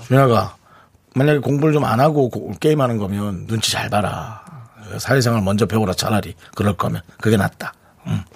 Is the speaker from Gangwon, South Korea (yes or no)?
yes; Gangneung, Gangwon, South Korea; moved away; 우리 강릉에 있는 어린이들은